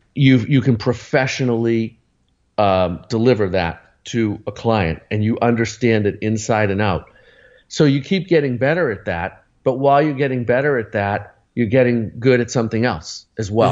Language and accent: English; Arlington, Massachusetts, United States; Lexington Music Center, which was next to Arlington, where I grew up in Boston